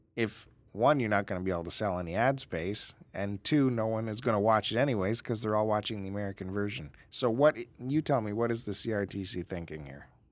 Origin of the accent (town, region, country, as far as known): Canada